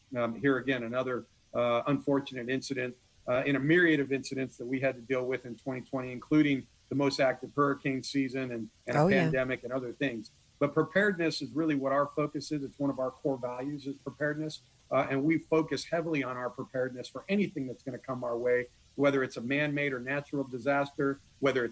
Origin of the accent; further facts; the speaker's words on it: California, United States; moved away as an adult; also born or lived in Long Beach, California; now in Corpus Christi, United States; I'm a Californian by birth, but I'm a Texan by choice